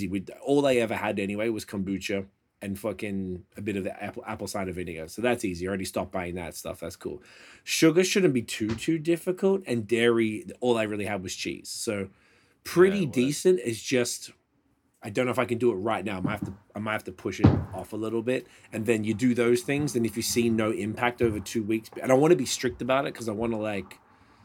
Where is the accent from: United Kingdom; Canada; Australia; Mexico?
Canada; I'm Canadian.